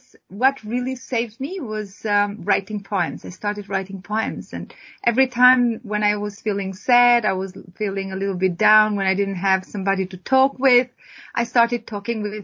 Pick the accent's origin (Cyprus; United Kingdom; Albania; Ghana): Albania; moved away; I'm originally from Albania. I was born in a small city of Albania, and then very soon after I had to move into a very remote place up to the mountains